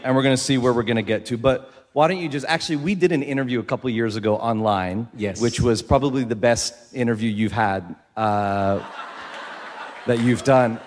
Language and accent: English; Philippines; I'm I'm from the Philippines. I live there